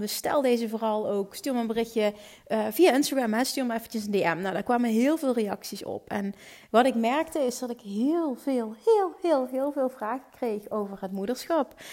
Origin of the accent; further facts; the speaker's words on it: Limburg, Netherlands; Ik kom uit Limburg